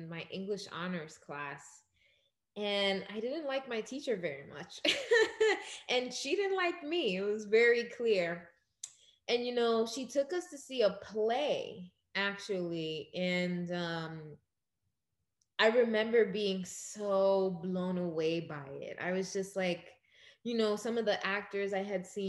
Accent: New York City, New York, United States; also born or lived in Dominican Republic / Crown Heights, Brooklyn; Born in Crown Heights, but I grew up in Ozone Park mainly.

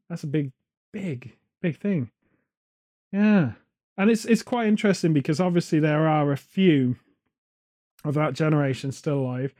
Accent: United Kingdom; as British people

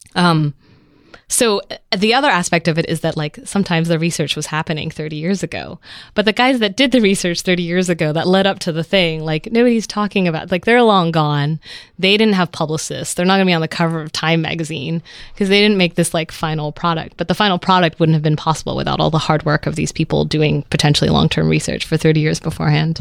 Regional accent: Vancouver, British Columbia, Canada; also born or lived in Netherlands; I moved to Canada when I was a kid and grew up in Vancouver

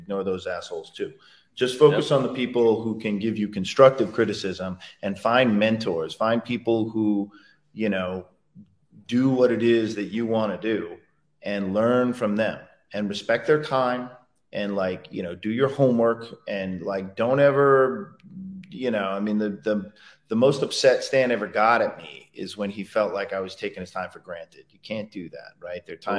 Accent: New York, United States; I grew up in around New York, so it was just a treat to go to New York.

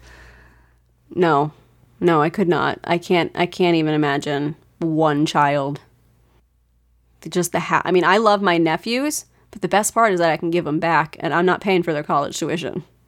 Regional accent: New Jersey, United States; I was born in New Jersey. My extended family's there. My parents were born and raised there

